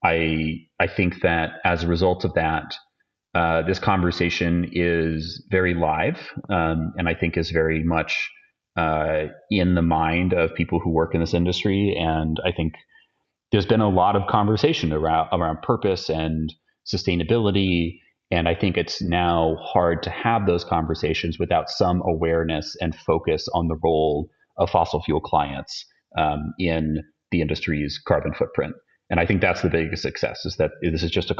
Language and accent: English; Austin, Texas, United States; in Austin, Texas, which is my hometown where I live now